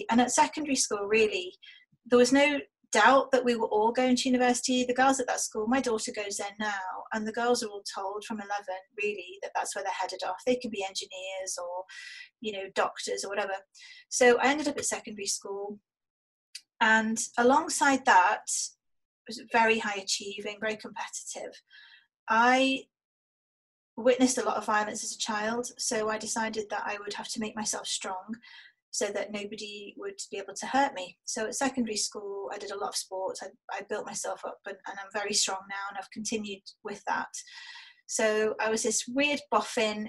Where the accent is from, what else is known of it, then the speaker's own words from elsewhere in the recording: Liverpool, North West England, United Kingdom; moved away; also born or lived in Germany; we were born and raised in Toxteth, which is an area of deprivation in Liverpool.